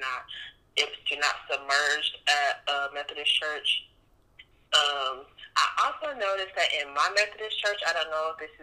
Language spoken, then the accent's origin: English; Gainesville, Georgia, United States; I have an organization in Gainesville, Georgia, my hometown where I'm from, for adult women